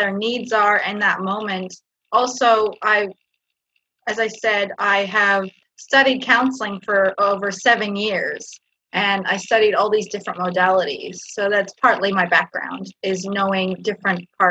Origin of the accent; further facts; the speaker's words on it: Canada; now in Australia; I come from Canada originally, grew up in Canada, but I was born in Australia, and now I live back in Australia